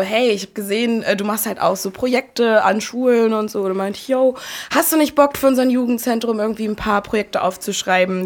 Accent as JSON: {"language": "German", "town": "Bielefeld", "region": "North Rhine-Westphalia", "country": "Germany", "tie": "born or raised there", "moved": "as an adult", "lives_now": "Berlin, Germany", "said": "meine Heimatstadt Bielefeld"}